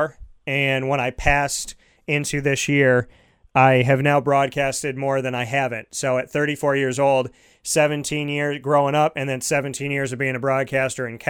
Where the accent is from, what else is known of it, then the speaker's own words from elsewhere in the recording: Syracuse, New York, United States; I grew up in Syracuse, New York